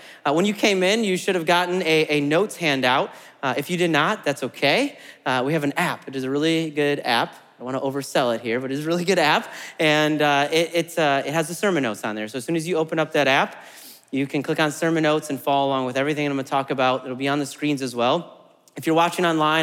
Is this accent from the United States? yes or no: yes; Midwest, United States; also born or lived in Germany; now in Murfreesboro, United States; I'm from the Midwest, and we're I think, fairly friendly in the Midwest